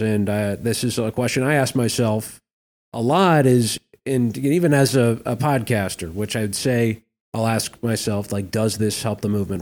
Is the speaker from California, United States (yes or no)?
no; Minnesota, United States; in Minnesota, not to toot my own, my home state's horn